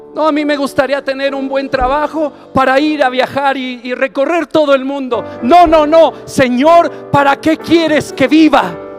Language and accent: Spanish; Mexico; No puede escasear el agua en mi nación